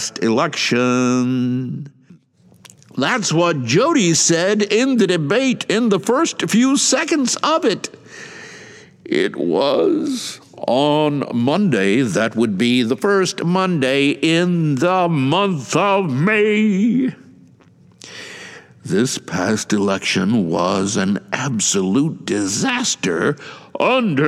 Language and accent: English; Atlanta, Georgia, United States; He, like I, was born in the city of Atlanta.